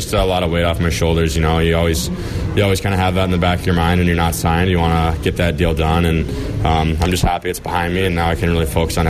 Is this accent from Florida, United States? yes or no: no; Detroit, Michigan, United States; I'm from Detroit